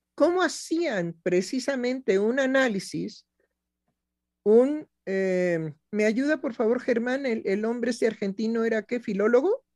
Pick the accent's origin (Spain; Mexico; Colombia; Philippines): Mexico; como mexicana